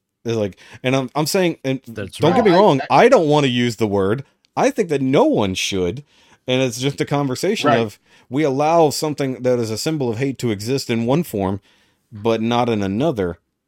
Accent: Texas, United States; As a Texan, I need to know.

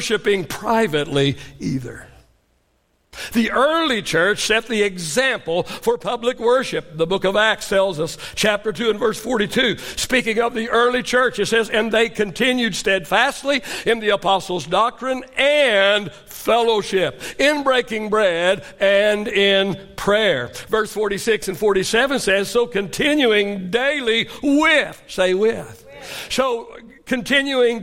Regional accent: Oklahoma, United States; I grew up in Oklahoma, so we called it supper

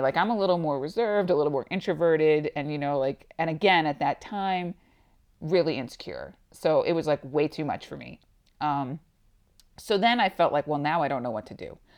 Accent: Long Island, New York, United States; moved away as an adult; now in Tucson, United States; I am originally from New York, actually on Long Island.

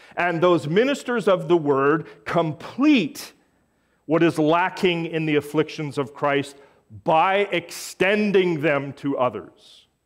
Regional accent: Canada; I am a Canadian Gentile of Scottish Irish descent

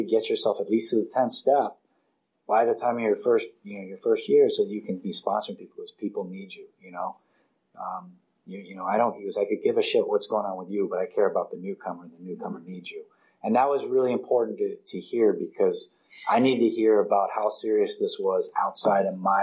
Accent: Washington, District of Columbia, United States; now in California, United States; I grew up in Washington, D.C., then I go to this little island, and then now I'm in California

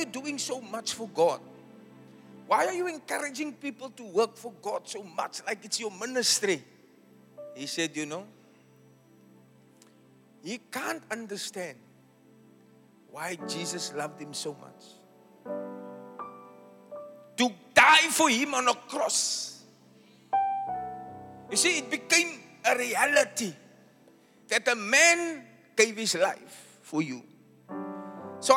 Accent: South Africa; I was born in Eitzig, also known as Smokkelsig.

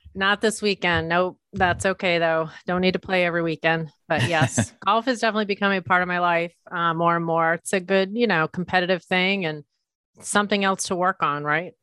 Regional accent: Leominster, Massachusetts, United States; moved away as an adult; also born or lived in New York City; I grew up in a blue collar town, central Massachusetts, kind of near Worcester, town called Leominster

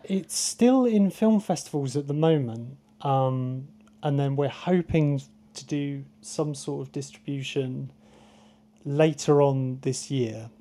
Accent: Truro, South West England, United Kingdom; I grew up in Truro, so I didn't grow up on the coast.

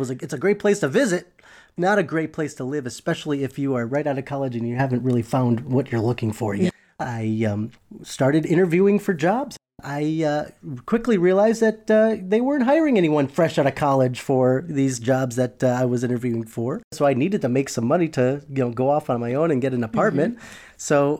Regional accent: Buffalo, New York, United States; I'm originally from Buffalo, New York.

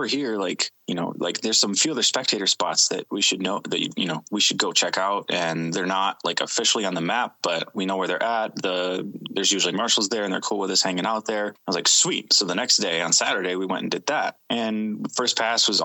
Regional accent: Grand Rapids, Michigan, United States; also born or lived in Jackson, Michigan / Newaygo, Michigan; grew up mostly in the Grand Rapids area

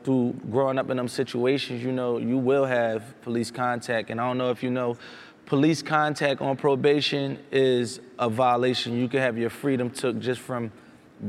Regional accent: Philadelphia, Pennsylvania, United States; I'm from Philadelphia, Center City. I live in Center City

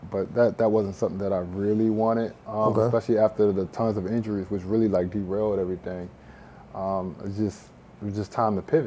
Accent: Washington, District of Columbia, United States; moved away as an adult; also born or lived in Prince George's County, Maryland; now in Miami, United States; Originally I'm from Washington, D.C. I've been in Miami for about a year and a half

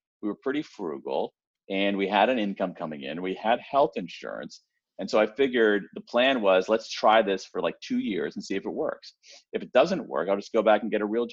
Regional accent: Columbus, Ohio, United States; I grew up in Columbus, Ohio, the home of the Ohio State University.

